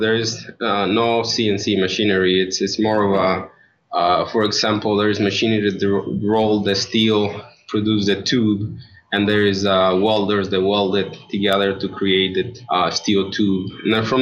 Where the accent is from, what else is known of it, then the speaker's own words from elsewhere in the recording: Mexico; moved away as an adult; also born or lived in Rockford, Illinois; now in Chicago suburbs, United States; I was born in Mexico.